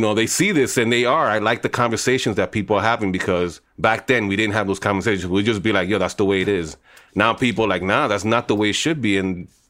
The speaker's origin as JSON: {"language": "English", "town": "New York City", "region": "New York", "country": "United States", "tie": "born or raised there"}